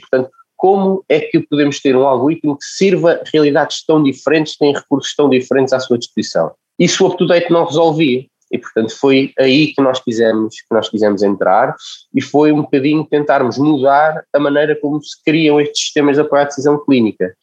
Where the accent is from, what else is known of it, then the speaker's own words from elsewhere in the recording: Lisbon, Portugal; also born or lived in Caldas da Rainha, Portugal; nascido e criado nas Casas da Rainha, onde vivi até aos 8 anos. Depois vim para Lisboa